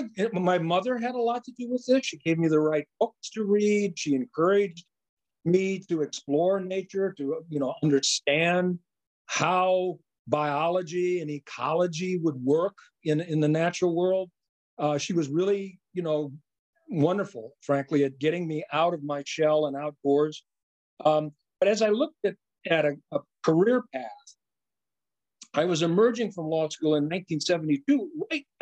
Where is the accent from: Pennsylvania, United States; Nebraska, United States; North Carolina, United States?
Nebraska, United States; I grew up in Nebraska in the Great Plains.